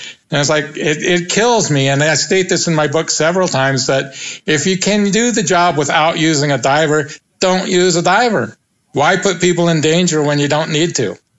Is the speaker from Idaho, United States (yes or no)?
yes; Moscow, Idaho, United States; born there; I'm not, no. No, I was born in Moscow, Idaho. No, I'm American.